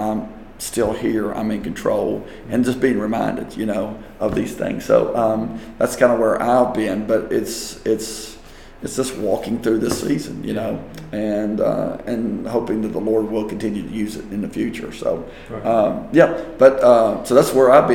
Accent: West Virginia, United States; moved away; up to West Virginia, up to my hometown

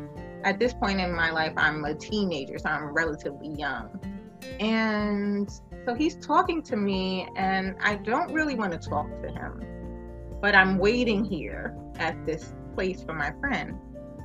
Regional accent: New York City, New York, United States; I was born and raised in New York, Brooklyn specifically

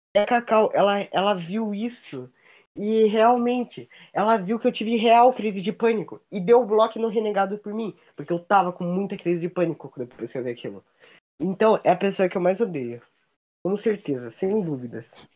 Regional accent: South Region, Brazil; Eu e a Ayan somos sulistas

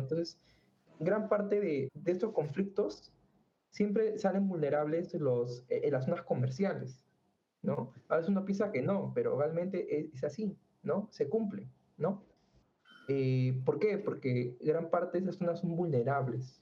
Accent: Peru; nosotros somos acá de Perú

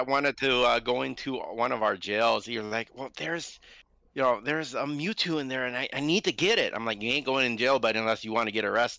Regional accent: Houston, Texas, United States; now in Minnesota, United States; But I'm not from Minnesota. I am from Houston, Texas.

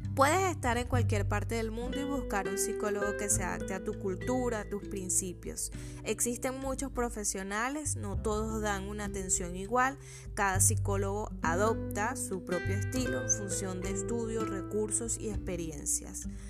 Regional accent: Venezuela; en mi país, Venezuela

